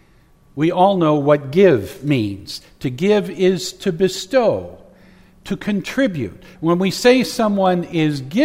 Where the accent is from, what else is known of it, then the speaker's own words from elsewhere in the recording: Oakdale, United States; Growing up in the Methodist Church in Oakdale